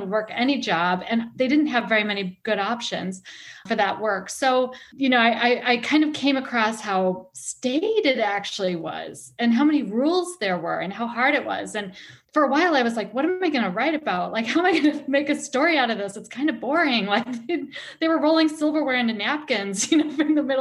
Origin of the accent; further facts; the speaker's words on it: Milwaukee, Wisconsin, United States; I grew up in Milwaukee, which is about half an hour away from the resort.